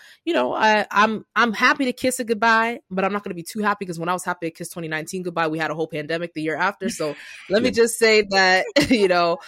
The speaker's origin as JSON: {"language": "English", "country": "Nigeria", "second_language": "English", "said": "I'm like, I'm Nigerian. I should remember his name"}